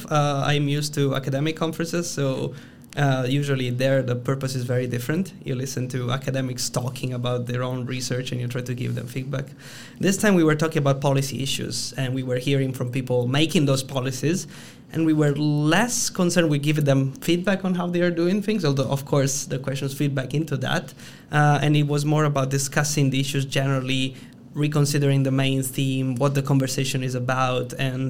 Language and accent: English; Italy; accent: Italian; English is a second language; now in Brussels, Belgium; I'm Italian. As my accent betrays, I am in Brussels